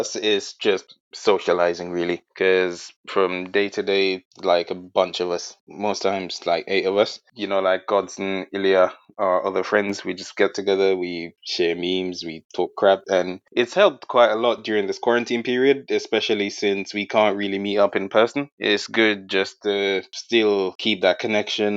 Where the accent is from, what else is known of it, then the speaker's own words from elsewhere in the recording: Jamaica; moved away as an adult; now in United Kingdom; I'm originally from Jamaica, and I emigrated here just over a decade ago